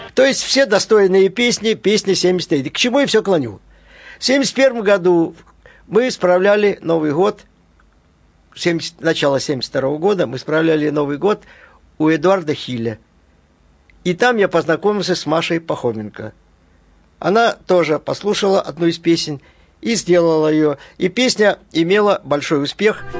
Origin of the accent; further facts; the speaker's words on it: Brest, Brest Region, Belarus; moved away; also born or lived in Kolyma / Minsk; В северном городке мы начали свою жизнь в Бресте